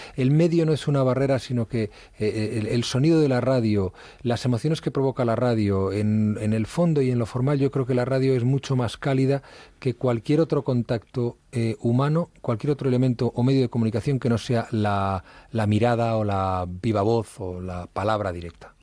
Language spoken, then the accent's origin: Spanish; Madrid, Community of Madrid, Spain; also born or lived in Ribadedeva, Asturias / Ujo, Asturias; nací en Madrid, he vivido prácticamente toda mi infancia en Madrid